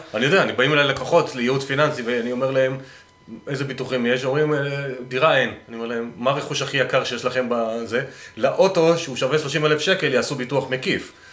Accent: Northern Israel, Israel

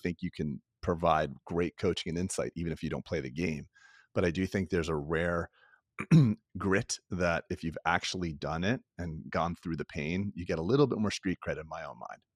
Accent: Florida, United States; I grew up in Florida

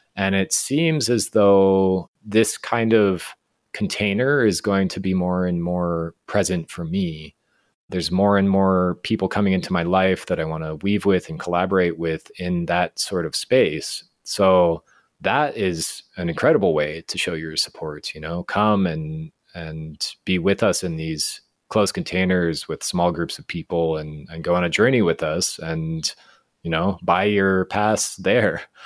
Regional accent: Fort Collins, Colorado, United States; moved away as an adult; now in Guatemala; I grew up in Colorado, in Fort Collins

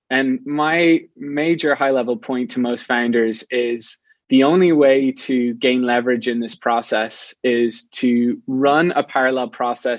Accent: Ireland; moved away as an adult; now in San Francisco, United States; I'm not from the US. I'm from Ireland. And about 10 years ago, I moved to San Francisco

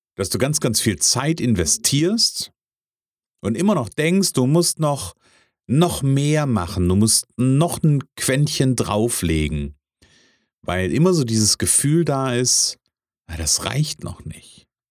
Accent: Kassel, Hesse, Germany; ich bin ja aus der Kasseler Region

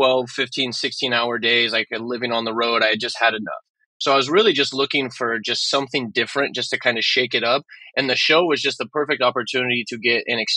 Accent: Oregon, United States; moved away; I am initially from Oregon. I'm from a very small mountain town that no one's ever heard of.

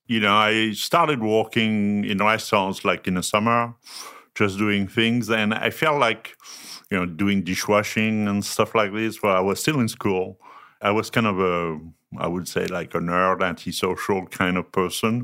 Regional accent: France; English is a second language; moved away as an adult; also born or lived in north of Paris / southwest France / Germany; From France, born and raised

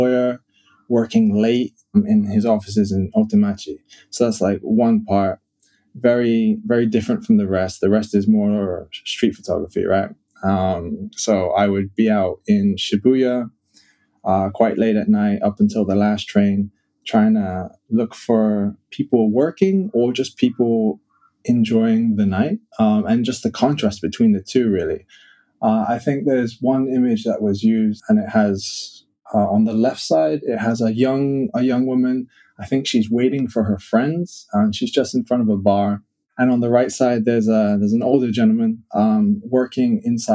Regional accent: New York City, New York, United States; also born or lived in England; now in Tokyo, Japan; I've lived in various towns and places in England. I grew up in New York City

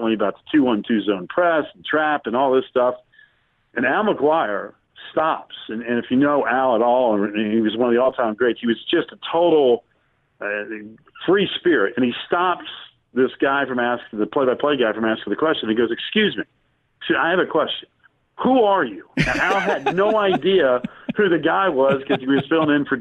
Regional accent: Winston-Salem, North Carolina, United States; Growing up in Winston-Salem, I was a big NC State fan growing up as a kid

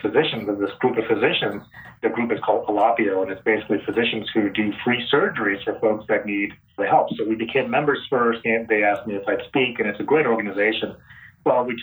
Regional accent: Phoenix, Arizona, United States; moved away as an adult; also born or lived in Vancouver, Washington; now in Los Angeles, United States; I grew up in Phoenix.

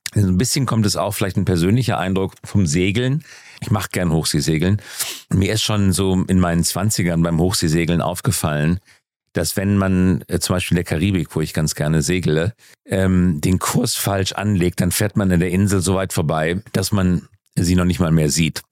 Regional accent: Germany; wir als Deutsche

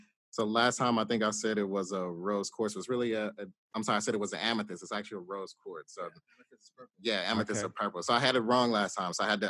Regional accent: Mississippi, United States; now in New Orleans, United States; I'm originally from Mississippi

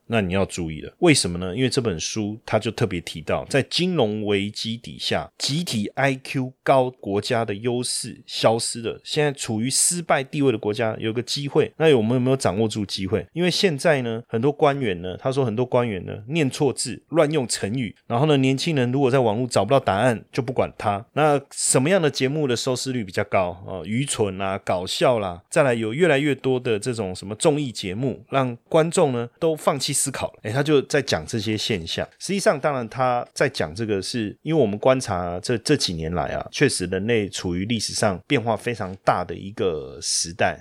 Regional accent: Taiwan; 我也是台湾的一份子

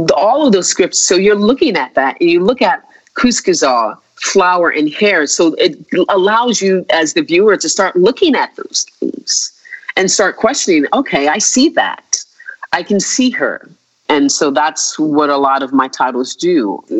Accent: United States; think about myself as an American

